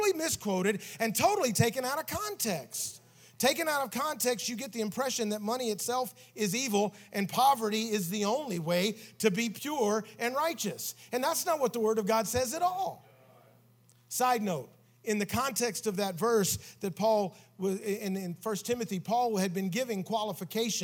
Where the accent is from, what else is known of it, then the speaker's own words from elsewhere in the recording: Tennessee, United States; We grew up in Tennessee together